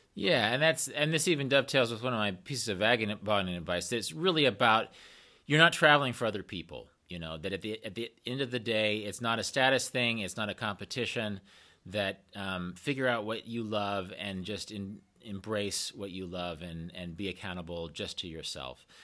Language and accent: English; Kansas, United States; I'm from Kansas and I'm, I'm based in Kansas